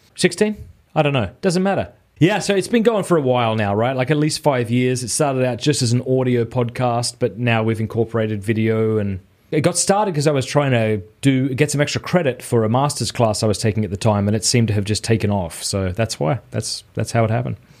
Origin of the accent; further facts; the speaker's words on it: Australia; moved away as an adult; now in Steubenville, United States; I am an Australian who lives in Steubenville, Ohio.